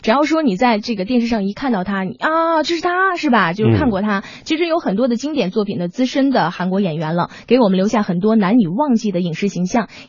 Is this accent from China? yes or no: yes; Northeast China, China; 俺们都是东北人啊